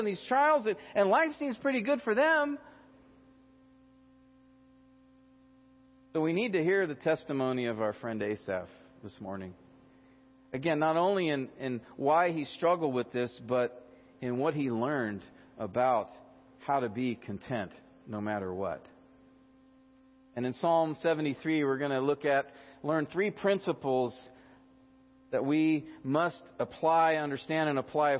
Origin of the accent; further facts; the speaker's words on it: United States; as American Christians